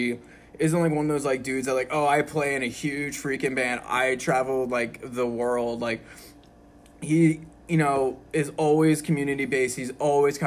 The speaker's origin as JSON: {"language": "English", "town": "Doylestown", "region": "Pennsylvania", "country": "United States", "said": "I'm from Doylestown"}